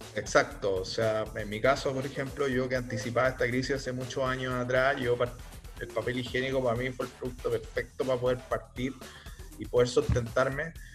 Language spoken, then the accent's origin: Spanish; Chile; somos chilenos